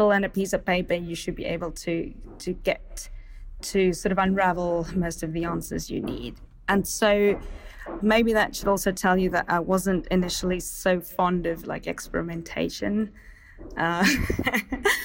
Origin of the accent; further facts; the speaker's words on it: Stellenbosch, Western Cape, South Africa; I grew up in Stellenbosch